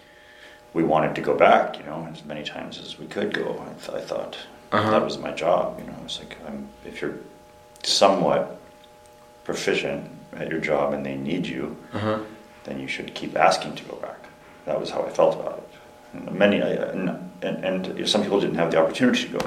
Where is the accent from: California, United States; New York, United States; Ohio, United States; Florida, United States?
Florida, United States; Melbourne; moved away; I was born in Florida, you know, and grew up there on the East Coast, a place where we call like the Space Coast.